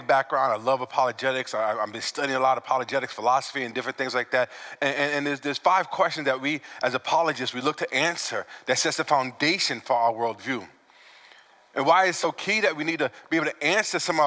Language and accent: English; New York, United States; I'm from New York, so I speak a little fast.